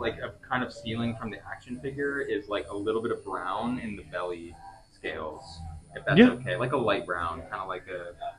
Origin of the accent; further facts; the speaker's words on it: Brighton, Michigan, United States; now in Highland Park, United States; I grew up in Brighton